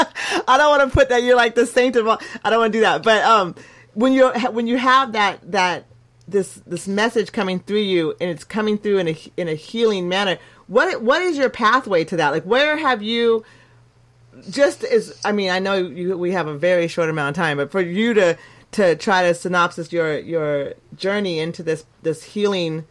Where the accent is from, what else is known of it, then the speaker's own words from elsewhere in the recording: Oregon, United States; I'm from Oregon, but I'm not from here. I'm totally different, but I'm absolutely from here